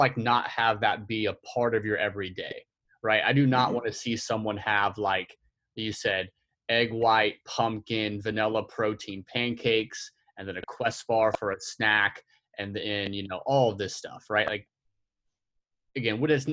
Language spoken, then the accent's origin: English; Oklahoma City, Oklahoma, United States; I'm from Oklahoma City